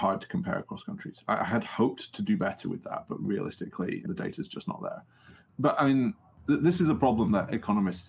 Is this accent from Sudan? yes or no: no; United Kingdom; I'm from the United Kingdom